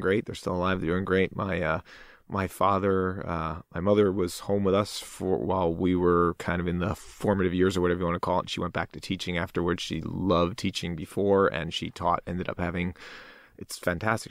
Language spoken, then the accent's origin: English; Fair Lawn, New Jersey, United States; moved away; Fairlawn, New Jersey.